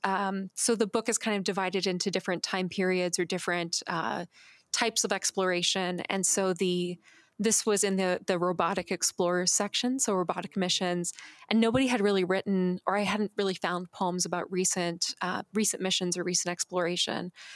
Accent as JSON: {"language": "English", "town": "Phoenix", "region": "Arizona", "country": "United States", "tie": "born or raised there", "said": "I grew up in Phoenix"}